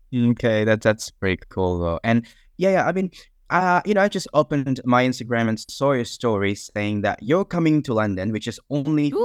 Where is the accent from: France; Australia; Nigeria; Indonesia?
Indonesia; now in York, United Kingdom; I'm from Indonesia, but I'm currently not in Indonesia. I'm in York currently.